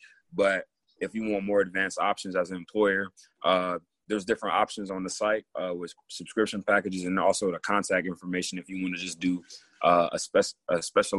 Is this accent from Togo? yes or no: yes; Togo; born there; Definitely. I was born in Togo, West Africa.